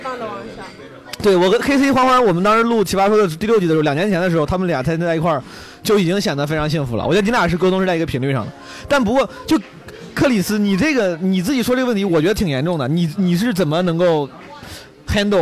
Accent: Henan, China; 我自己从小在河南土生土长

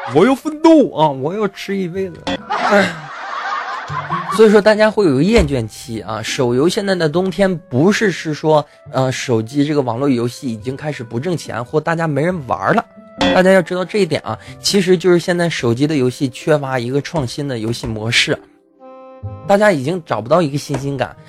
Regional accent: China; 我也是中国人嘛

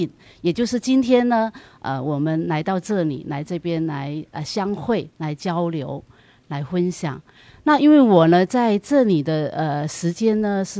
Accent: Fujian, China; moved away as an adult; now in Los Angeles, United States; 我是来自福建，

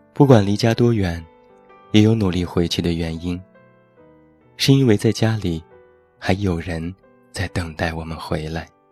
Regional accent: Taiyuan, Shanxi, China; 现在在我的家乡山西太原

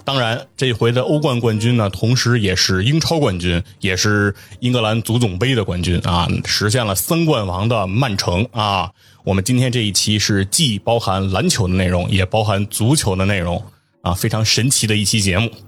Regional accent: China; 对于我们中国人来说，按我们的这个工资水平来讲，我们肯定是觉得比较高嘛

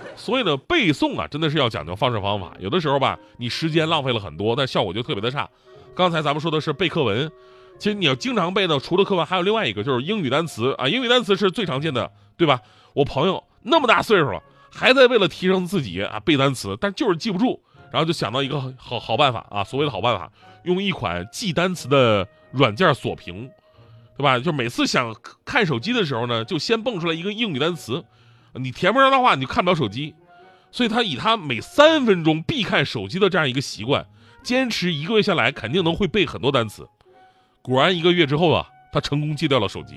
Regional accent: China; 当然，我们是中国人啊

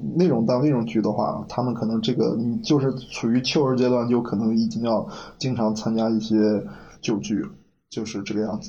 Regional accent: Henan, China; now in Sichuan, China; 在我们河南那，几个好兄弟在一句聚会，那不喝点白的

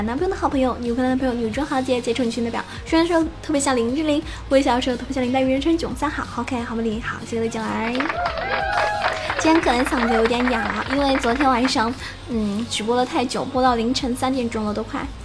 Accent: Sichuan, China; 我们四川人

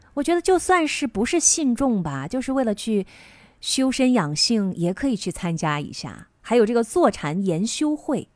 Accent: China; 我们中国人吃到的这个腐竹皮

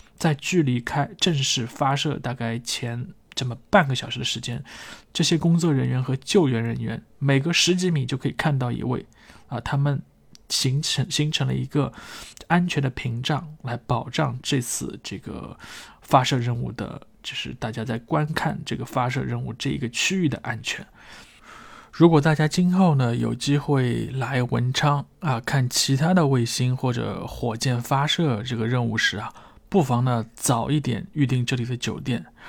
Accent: China; 作为一个中国人的内心啊，自然就开始激动起来

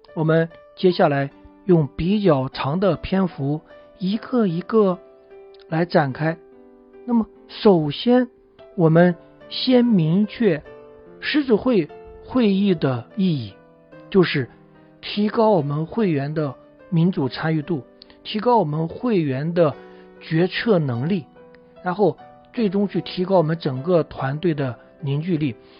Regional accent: China; 这个一提起开会啊，我们中国人总会比较反感

